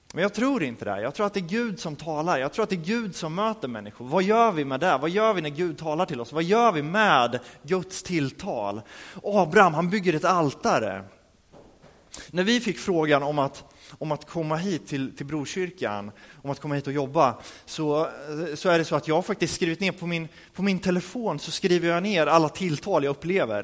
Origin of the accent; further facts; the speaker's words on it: Örebro, Örebro County, Sweden; moved away; vi hade en alfakurs i Örebro där vi kommer ifrån